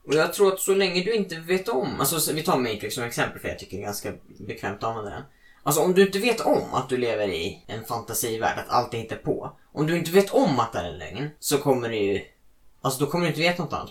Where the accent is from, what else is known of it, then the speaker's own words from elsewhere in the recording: Sweden; jag är fett stolt svensk